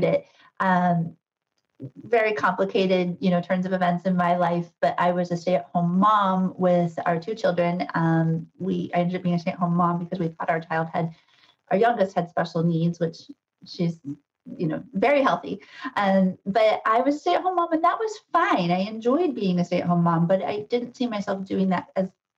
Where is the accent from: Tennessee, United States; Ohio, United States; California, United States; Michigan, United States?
Ohio, United States; moved away as an adult; also born or lived in Madison, Wisconsin / Lehigh Valley, Pennsylvania; now in Sudbury, United States; I'm not a native New Englander. I'm a Midwesterner. I was born and raised in Ohio